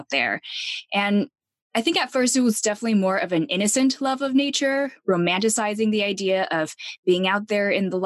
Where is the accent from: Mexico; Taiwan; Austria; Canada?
Taiwan; Taipei; moved away; I grew up in Taipei, Taiwan